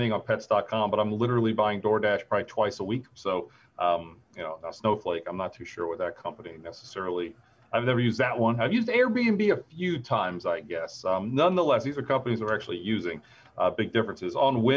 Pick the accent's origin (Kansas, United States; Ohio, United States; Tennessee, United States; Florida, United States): Ohio, United States; Springfield; growing up in Springfield, Ohio, 45 minutes away from Columbus